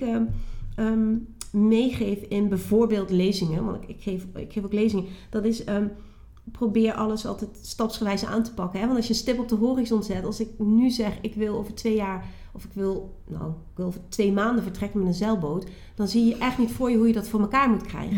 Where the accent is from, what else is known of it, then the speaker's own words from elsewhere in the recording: Geleen, Limburg, Netherlands; moved away as an adult; also born or lived in Nijmegen; ik kom uit Limburg, Zuid-Limburg. Geleen, plaatje Geleen. Onder de rook van DSM, daar kom ik vandaan